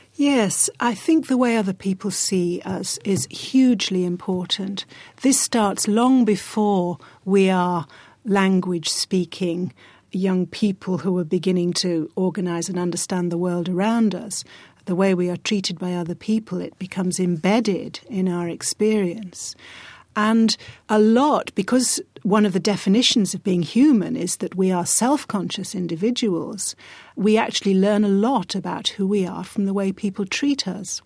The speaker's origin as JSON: {"language": "English", "region": "rural northern England", "country": "United Kingdom", "tie": "born or raised there", "said": "I grew up in a part of rural northern England where I didn't meet a black person for years"}